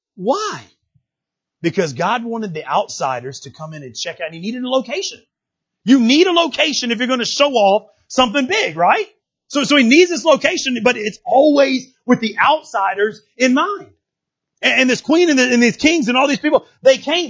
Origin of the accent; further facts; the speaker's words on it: United States